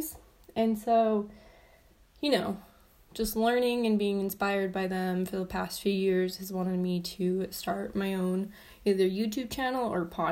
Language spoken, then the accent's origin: English; southern Utah, United States; moved away as an adult; now in Salt Lake City, United States; I grew up in southern Utah